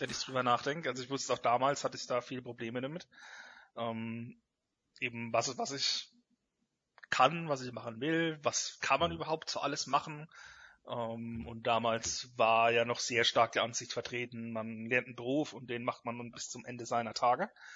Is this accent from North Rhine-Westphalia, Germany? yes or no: no; Rhineland-Palatinate, Germany; bei mir daheim in der Pfalz